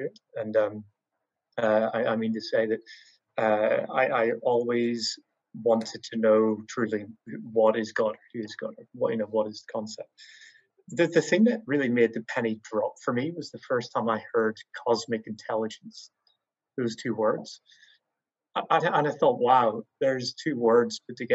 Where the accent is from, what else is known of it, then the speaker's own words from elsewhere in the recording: Northern Ireland, United Kingdom; growing up in Northern Ireland